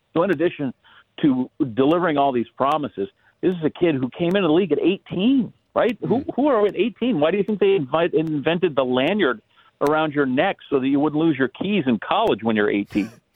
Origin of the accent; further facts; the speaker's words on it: Wisconsin, United States; moved away; I grew up in Wisconsin